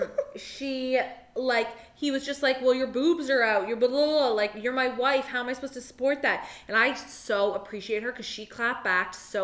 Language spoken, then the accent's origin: English; Toronto, Ontario, Canada; we're from Toronto, which is in Canada